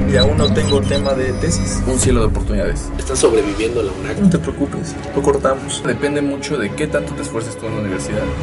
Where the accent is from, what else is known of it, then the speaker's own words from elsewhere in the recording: Tlaxcala, Mexico; now in Querétaro, Mexico; soy de Tlaxcala.